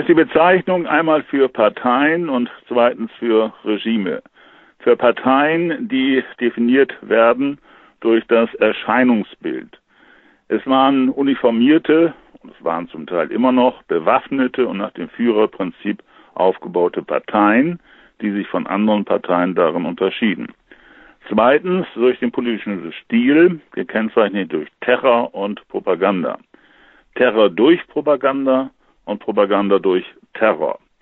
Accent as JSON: {"language": "German", "country": "Germany", "said": "bei uns in Deutschland"}